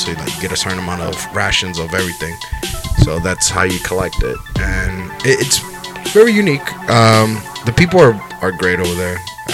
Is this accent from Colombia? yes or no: no; Dominican Republic; Dominican Republic